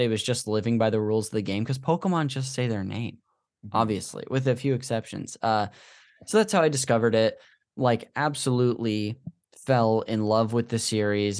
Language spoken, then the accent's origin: English; Modesto, California, United States; this church we went to growing up in Modesto